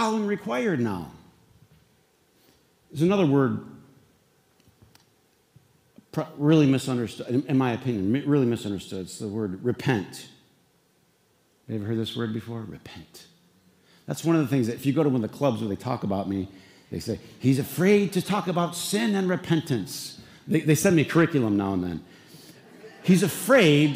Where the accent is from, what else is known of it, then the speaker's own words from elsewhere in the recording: Flint, Michigan, United States; we were in Flint, there was what, 1, 2, 3, 4 boys and 3 girls.